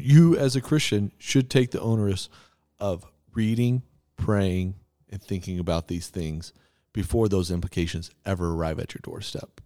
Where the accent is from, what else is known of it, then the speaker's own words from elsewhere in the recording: Texas, United States; so I grew up in Texas.